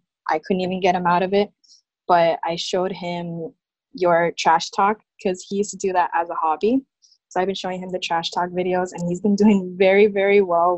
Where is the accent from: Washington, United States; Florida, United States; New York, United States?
Florida, United States; Miami; I'm from Miami, Florida